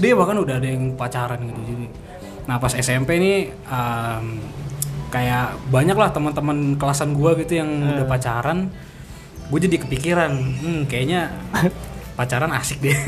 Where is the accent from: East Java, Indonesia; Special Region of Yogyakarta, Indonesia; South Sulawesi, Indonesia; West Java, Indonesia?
West Java, Indonesia; Depok; also born or lived in Petamburan, Jakarta; gua pindah nih dari Petamburan ke Depok